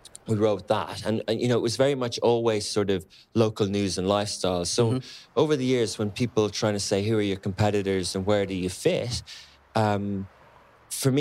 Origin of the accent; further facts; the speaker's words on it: Ireland; also born or lived in London; now in Dubai, United Arab Emirates; I come from Ireland. I lived in London